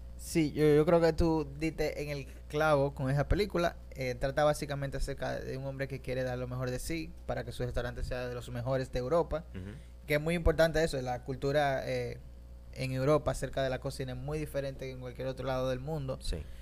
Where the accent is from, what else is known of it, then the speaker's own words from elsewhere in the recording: Dominican Republic; yo mismo soy dominicano